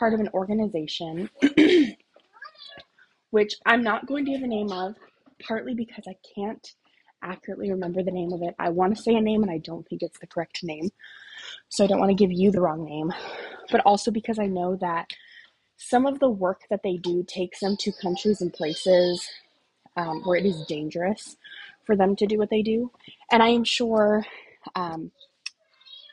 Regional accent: United States; also born or lived in Okinawa; as an American woman

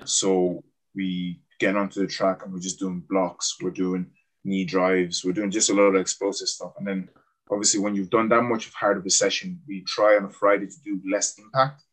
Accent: Cork, Munster, Ireland; accent: Irish; also born or lived in Cameroon; I'm from Cork

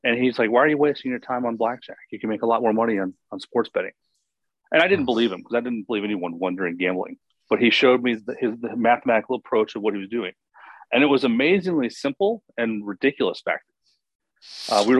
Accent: Virginia, United States; I grew up in Virginia

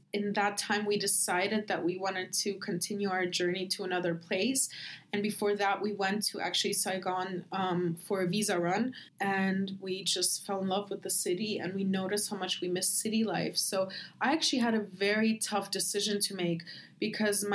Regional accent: Germany; moved away as an adult; also born or lived in Ukraine / Berlin; I'm from Ukraine. I grew up in Germany and now I live here

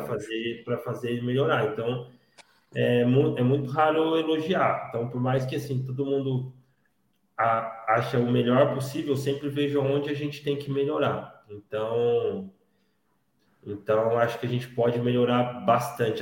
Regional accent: Paulínia, São Paulo, Brazil; eu sou aqui de, de Paulínia, Campinas

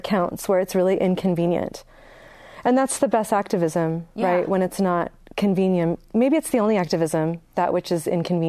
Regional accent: Northern California, United States; also born or lived in San Francisco; I grew up in a small town too. I mean, where are you from? I'm from Northern California. In a very small and depressed economy. It's mostly people over 65.

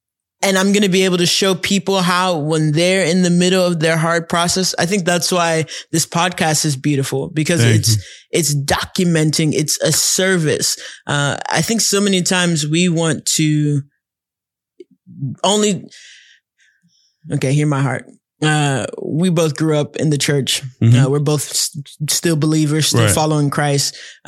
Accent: Nigeria; We grew up, I mean, we had a funny childhood. I don't think it's one of these weird things because we're Nigerian.

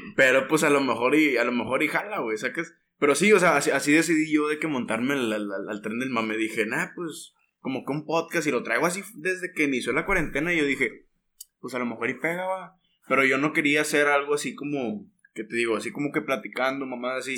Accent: Monterrey, Nuevo León, Mexico; soy regio, ah, somos regios

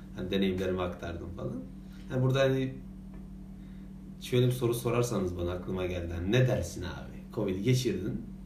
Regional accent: İzmir, Turkey; biz de bir İzmirli olarak

